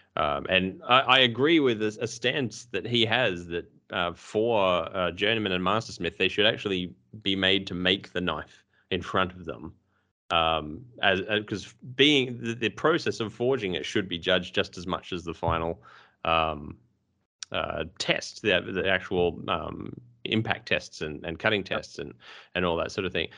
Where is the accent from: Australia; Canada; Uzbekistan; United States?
Australia; we're Australian